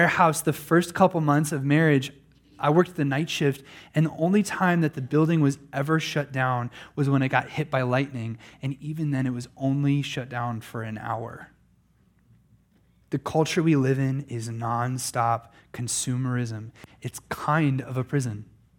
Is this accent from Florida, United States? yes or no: no; Pennsylvania, United States; I remember in my own lifetime, just a boy growing up in Pennsylvania, that I never heard the sound of a lawnmower on Sunday.